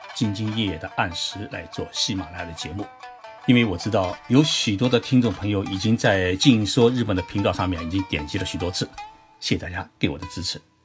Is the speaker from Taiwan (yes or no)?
no; China; now in Japan; 我们中国人